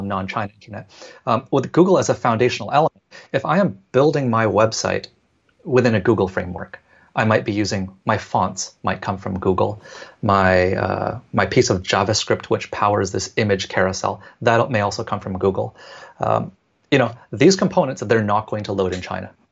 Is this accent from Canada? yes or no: yes; Vancouver, British Columbia, Canada; moved away as an adult; now in Hong Kong; born and raised in Canada, in Vancouver